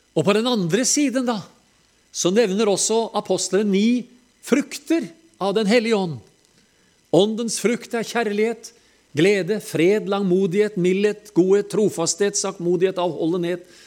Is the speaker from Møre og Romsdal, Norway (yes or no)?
no; Telemark, Norway; når vi er fra Telemark